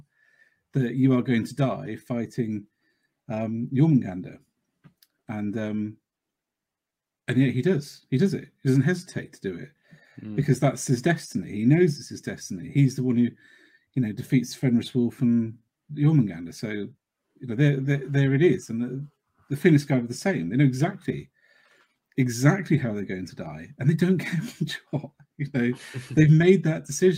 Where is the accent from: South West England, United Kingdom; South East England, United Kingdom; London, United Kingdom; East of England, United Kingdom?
South West England, United Kingdom; Cornwall; I'm the one from Cornwall